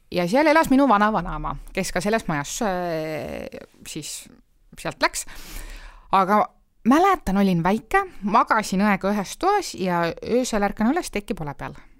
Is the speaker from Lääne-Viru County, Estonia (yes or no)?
no; Nõmme, Harju County, Estonia; Nõmmele tegelikult need, noh, mu kodukandis